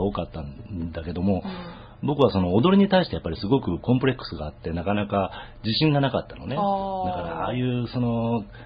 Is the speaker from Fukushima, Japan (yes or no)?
no; Kitakyushu, Fukuoka, Japan; moved away as an adult; now in Tokyo, Japan; 僕は福岡の出身なもんですから、はい、福岡の北九州の出身なんで